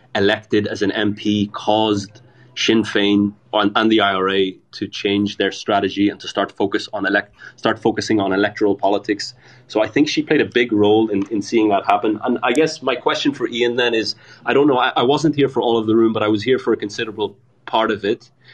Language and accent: English; Belfast, Northern Ireland, United Kingdom; I grew up in Belfast